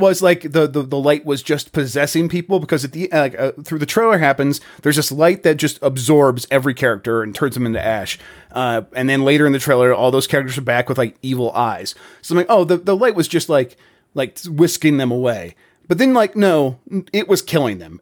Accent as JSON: {"language": "English", "country": "United States", "said": "I'm an American"}